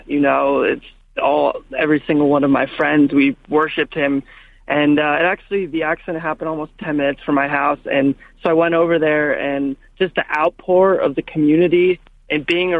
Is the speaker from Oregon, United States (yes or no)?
no; Los Angeles, California, United States; also born or lived in Calabasas; I'm born and raised in Los Angeles